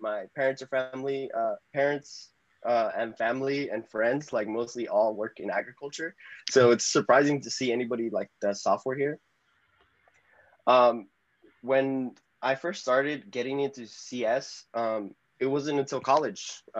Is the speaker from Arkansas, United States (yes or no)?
no; Salinas Valley, California, United States; growing up in Salinas Valley, yeah, it is quite unique. Even though when I was growing up, it didn't seem like that. Everyone came from the same background. I didn't really leave Salinas Valley till like high school, as I really explored outside. Growing up here in the Salinas Valley